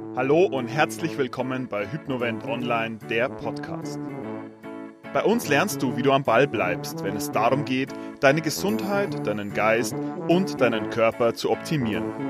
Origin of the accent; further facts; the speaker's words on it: Straubing, Bavaria, Germany; du kommst auch gebürtig aus Straubing, haben wir ja äh, jetzt gerade vorher festgestellt. Ähm, ich nämlich auch